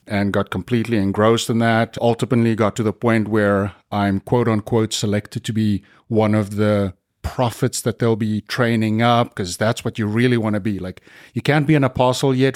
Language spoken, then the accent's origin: English; South Africa; I grew up in the Dutch Reformed Church in South Africa